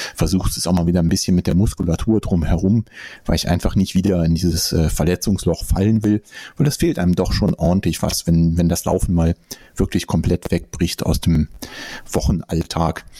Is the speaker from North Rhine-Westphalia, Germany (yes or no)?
yes; Bonn, North Rhine-Westphalia, Germany; meine Geburtsstadt sogar